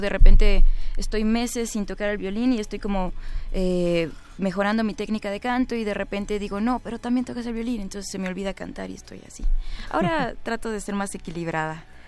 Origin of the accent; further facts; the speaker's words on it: Mexico City, Mexico; yo soy chilanga ah, ni, uno ni otro. Nací en el centro y pues nada he ido tenido la oportunidad de visitar todos los lugares, pero siento que nada me define más que la Ciudad de México